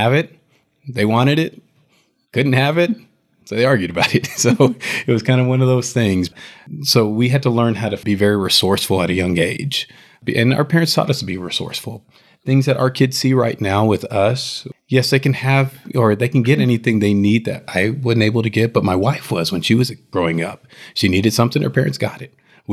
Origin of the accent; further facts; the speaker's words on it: Houston, Texas, United States; I grew up in Houston, Texas, in one of the ghettos in Houston